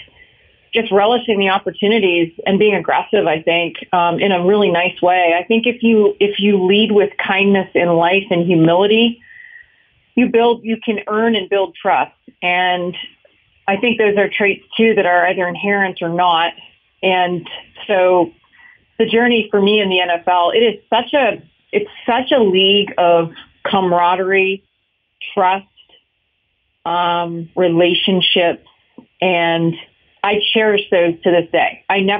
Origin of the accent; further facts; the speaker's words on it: Canada; moved away; Growing up in Canada, I was raised in hockey rinks